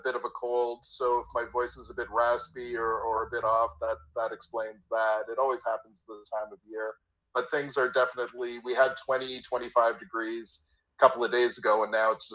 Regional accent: Toronto, Ontario, Canada; I'm born and bred in Toronto. Worked here all my life

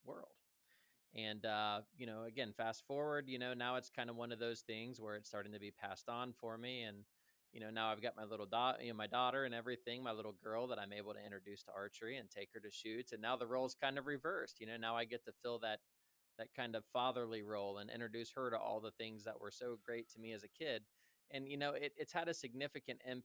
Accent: Columbus, Ohio, United States; I was raised here in Columbus, Ohio.

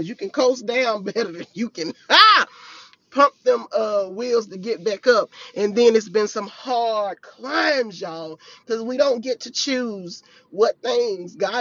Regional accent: Farmerville, Louisiana, United States; I was back in my hometown, and I'm in this house. I have been just going up and down the hills, up and down the hills of my hometown. And if you know, I'm from Farmerville, Louisiana

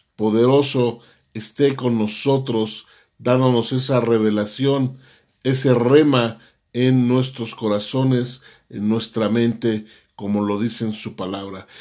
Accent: Mexico; nosotros como mexicanos

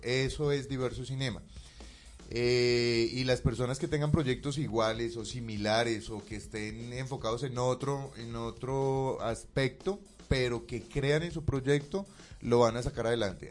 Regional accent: Bucaramanga, Santander, Colombia; moved away; yo soy de Bucaramanga

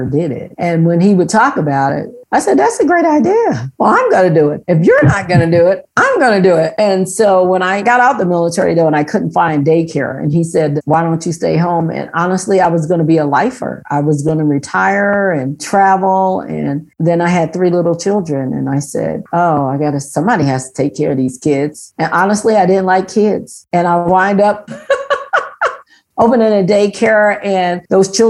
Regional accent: Newark, New Jersey, United States; moved away as an adult; I was born and raised in Newark, New Jersey, urban America

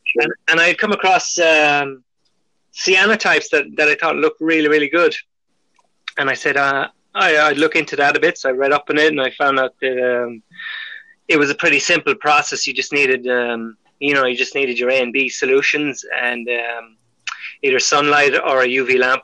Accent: Ireland; moved away as an adult; now in France; I'm Irish

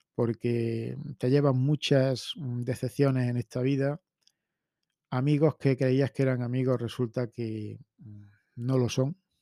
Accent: Spain; como españoles

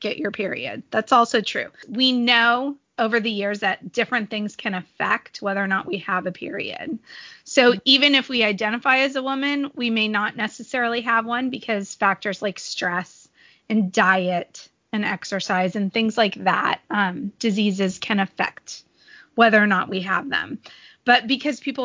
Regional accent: San Diego, California, United States; I grew up in San Diego and the beach was a very big part of my childhood

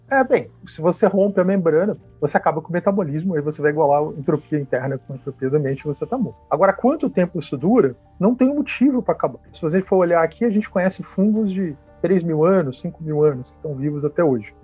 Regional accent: Teresópolis, Rio de Janeiro, Brazil; Eu nasci em Teresópolis, no estado do Rio

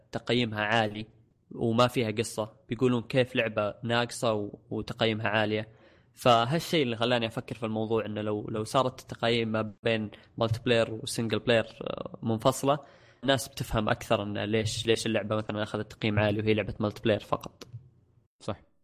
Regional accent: Saudi Arabia; عندنا في السعوديه

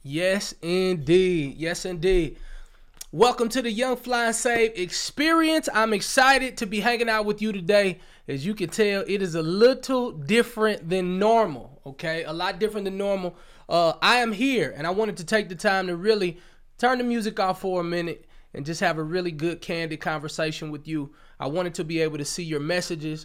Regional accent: St. Louis, Missouri, United States; now in Atlanta, United States; I'm originally from Saint Louis, Missouri. And, uh, I live in Atlanta, Georgia

